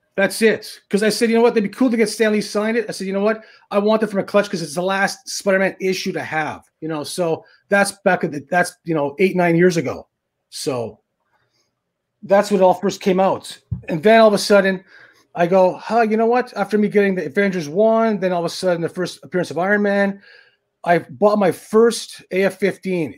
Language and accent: English; Thunder Bay, Ontario, Canada; moved away; back in my hometown, which is Thunder Bay, Ontario, in Canada